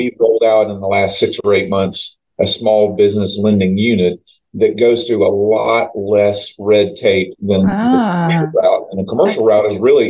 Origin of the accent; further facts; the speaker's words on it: Auburndale, Florida, United States; also born or lived in Winter Haven; I was born in Winter Haven. I grew up in Auburndale